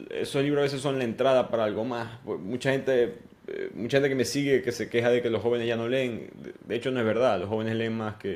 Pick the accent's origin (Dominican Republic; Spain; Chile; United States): United States; accent: American; Spanish is a second language; yo vivo en Estados Unidos, yo venía con mi acento estadounidense